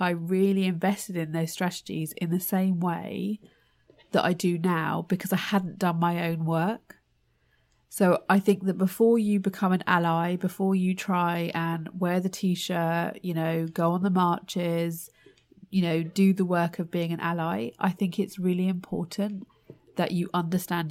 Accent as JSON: {"language": "English", "country": "United Kingdom", "tie": "born or raised there", "said": "I'm Indian heritage, but born in the UK."}